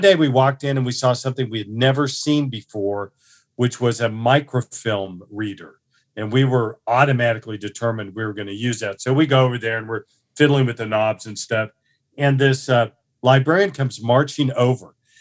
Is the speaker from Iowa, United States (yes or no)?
no; Tulsa, Oklahoma, United States; I was born, uh, in Tulsa, you know, on Saint Patrick's Day in nineteen fifty-four, uh, to a middle class family